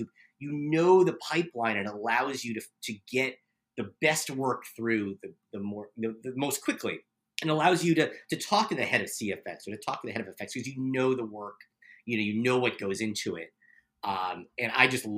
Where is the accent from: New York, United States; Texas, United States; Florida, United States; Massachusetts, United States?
New York, United States; moved away; I'm from New York.